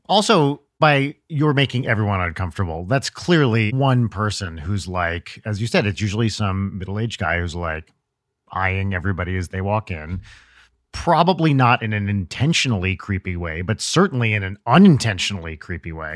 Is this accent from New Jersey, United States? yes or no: yes; New Jersey, United States; I'm from North Jersey